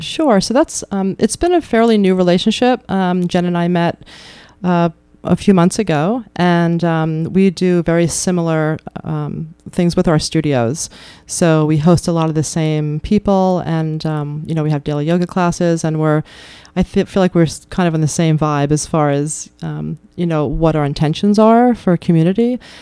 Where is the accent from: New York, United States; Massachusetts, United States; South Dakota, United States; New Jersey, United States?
New York, United States; now in Keene, United States; I grew up in New York